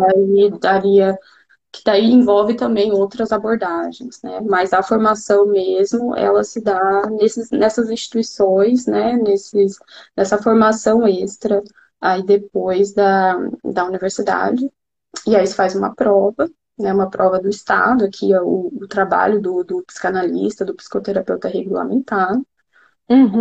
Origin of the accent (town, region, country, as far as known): Brazil; first language Portuguese; moved away as an adult; now in Munich, Germany